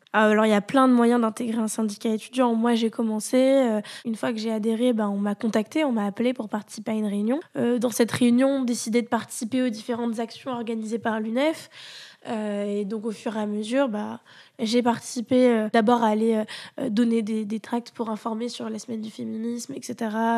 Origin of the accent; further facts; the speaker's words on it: Toulouse, Occitania, France; moved away as an adult; also born or lived in Paris; je venais euh, de, de Toulouse euh, et donc j'arrivais pour faire mes études à Paris